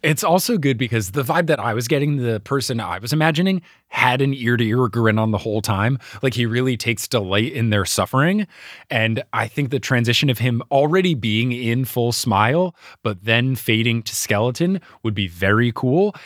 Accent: New Jersey, United States; as much as I love my home state, The Jersey Turnpike is terrible

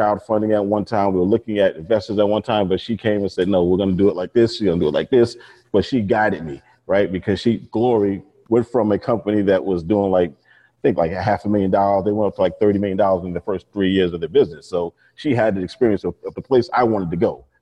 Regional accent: New York and Long Island, United States; born or raised there

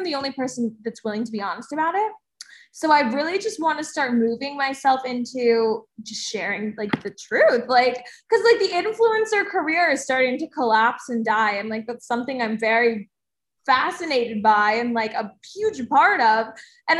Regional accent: New Jersey, United States; I'm from New Jersey

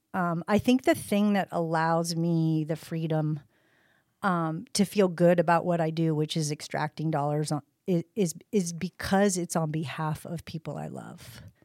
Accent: Eugene, Oregon, United States; I'm originally from Eugene, Oregon

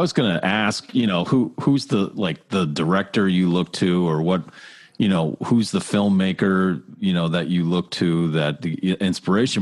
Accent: Massachusetts, United States; also born or lived in Pittsburgh, Pennsylvania; I grew up here in Massachusetts

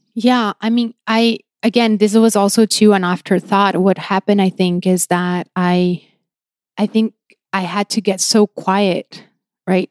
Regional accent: São Paulo, Brazil; moved away as an adult; now in Los Angeles, United States; I grew up in Brazil. I was raised and, you know, grew up there.

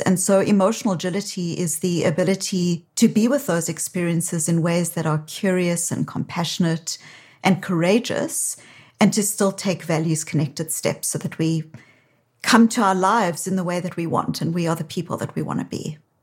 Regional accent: South Africa; now in Boston, United States; you can hear from my accent. While I live in Boston, I'm originally from South Africa

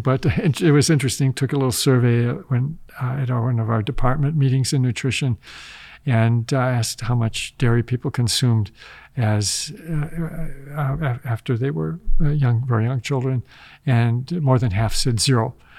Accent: Wisconsin, United States; moved away; growing up in Wisconsin

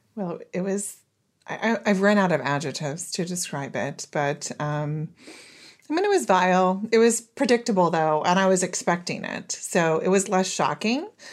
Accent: Oklahoma, United States; moved away as an adult; also born or lived in Israel; I was born and raised in Oklahoma. I lived there, um, all through my formative years until I was twenty-four.

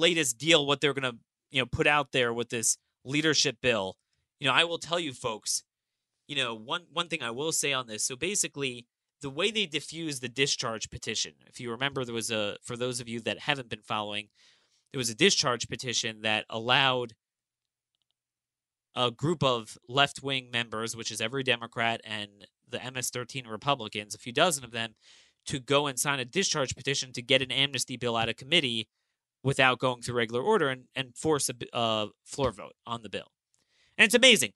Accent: Maryland, United States; my home state of Maryland

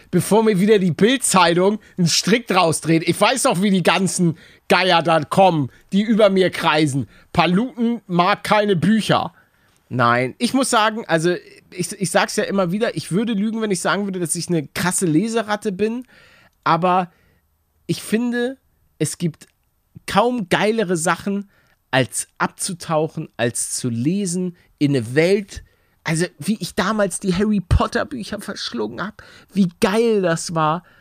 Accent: Lübeck, Schleswig-Holstein, Germany; Aus Lübeck komme ich, nicht. aus dem Norden.

